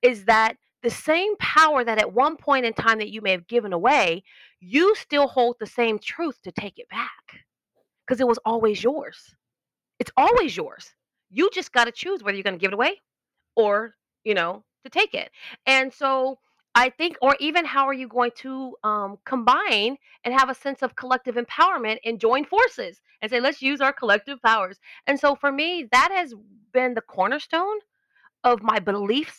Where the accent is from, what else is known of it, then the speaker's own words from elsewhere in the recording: Los Angeles, California, United States; I was born in Los Angeles, grew up in like North Hollywood in the Valley